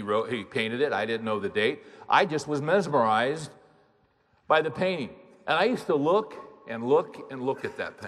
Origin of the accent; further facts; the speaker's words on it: Bakersfield, California, United States; When I was a little boy growing up in Bakersfield, California